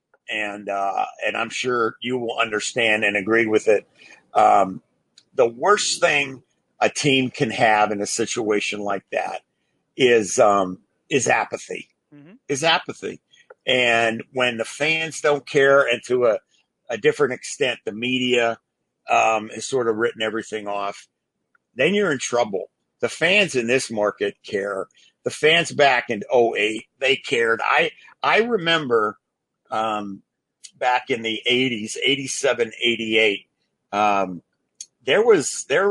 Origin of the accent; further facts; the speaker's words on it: Pittsburgh, Pennsylvania, United States; I grew up in Pittsburgh